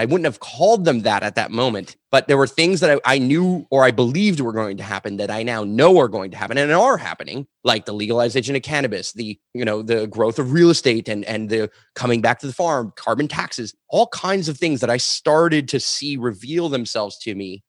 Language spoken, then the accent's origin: English; Montreal, Quebec, Canada; I grew up in Montreal, the suburbs